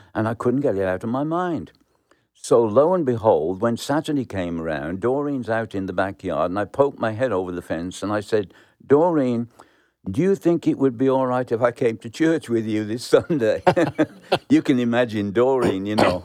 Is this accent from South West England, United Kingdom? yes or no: no; Birmingham, West Midlands, United Kingdom; moved away; I was born in Birmingham, England, in the slums, and grew up um, in a very poor house.